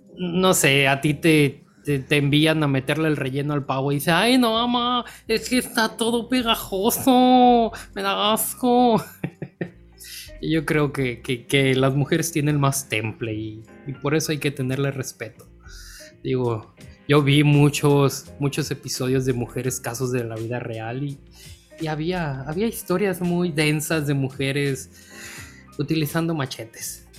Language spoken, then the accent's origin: Spanish; Sinaloa, Mexico; como sinaloense compartimos eso